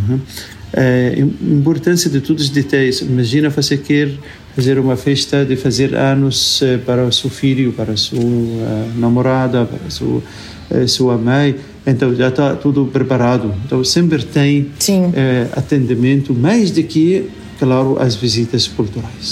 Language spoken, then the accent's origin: Portuguese; Cairo, Cairo Governorate, Egypt; Portuguese is a second language; moved away; also born or lived in Lisbon, Portugal; eu sou natural aqui de Cairo